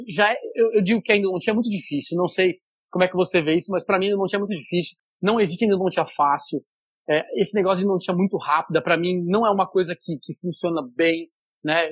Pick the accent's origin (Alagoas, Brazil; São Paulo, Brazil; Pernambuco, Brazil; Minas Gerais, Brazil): São Paulo, Brazil; moved away as an adult; now in Fortaleza, Brazil; Sou paulista, mas professor aqui no Ceará, em Fortaleza, já há quase 19 anos